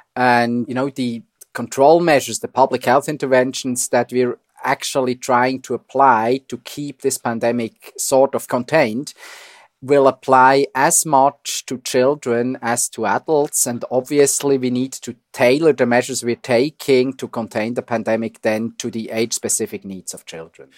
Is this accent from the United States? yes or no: no; Switzerland; accent: Swiss; moved away as an adult; now in Toronto, Canada; I'm Swiss, as you hear from my accent